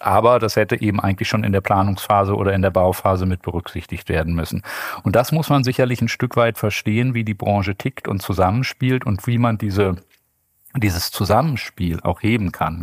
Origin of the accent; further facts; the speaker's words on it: Bonn, North Rhine-Westphalia, Germany; also born or lived in Düsseldorf / Cologne; Ich bin in Bonn geboren, habe äh, lange in Düsseldorf gearbeitet